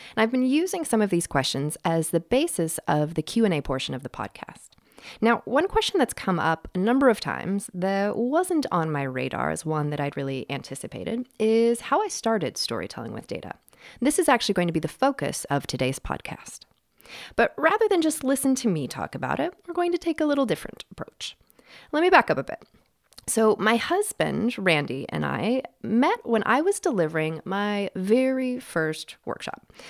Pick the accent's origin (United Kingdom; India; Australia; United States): United States; Western Washington State; also born or lived in Seattle; I grew up in Western Washington State, uh, in what turns out was, uh, sort of the boonies, uh, out in farmland